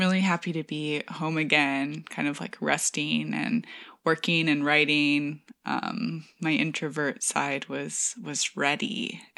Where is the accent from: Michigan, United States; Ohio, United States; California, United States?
Michigan, United States; Marshall; now in New York, United States; We went to Marshall, which is my hometown in Michigan